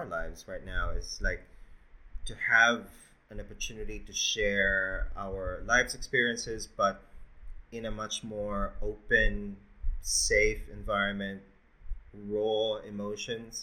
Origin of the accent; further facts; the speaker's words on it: Philippines; now in Australia; I was born in the Philippines